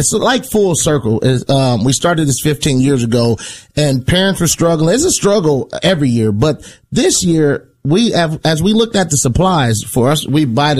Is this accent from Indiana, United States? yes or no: yes; Indiana, United States; I'm from Indiana.